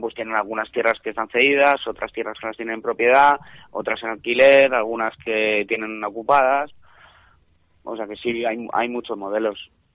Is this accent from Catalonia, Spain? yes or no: no; Madrid, Community of Madrid, Spain; moved away as an adult; now in Fraguas, Spain; En general la gente que estamos somos de Madrid